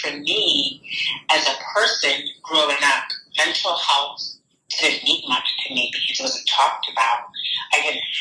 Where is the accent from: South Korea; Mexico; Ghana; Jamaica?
Ghana; Growing up in Ghana